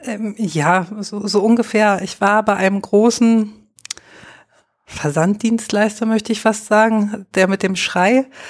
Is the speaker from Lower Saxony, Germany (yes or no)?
yes; Lower Saxony, Germany; moved away as an adult; also born or lived in Görlitz; now in Dresden, Germany; ich komme aus Niedersachsen gebürtig